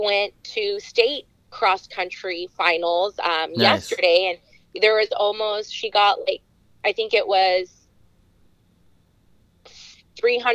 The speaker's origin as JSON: {"language": "English", "region": "California", "country": "United States", "tie": "born or raised there", "said": "I'm from a super small town in California"}